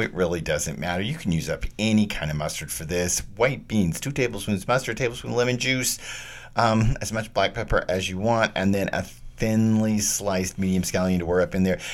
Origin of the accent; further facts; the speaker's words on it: Texas, United States; I grew up in Texas